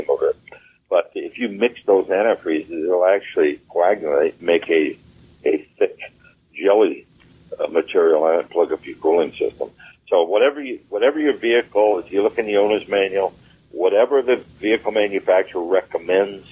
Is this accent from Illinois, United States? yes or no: no; Wisconsin, United States; moved away; I'm from Wisconsin originally, and every winter, the first thing we did before it got cold is we drained our antifreeze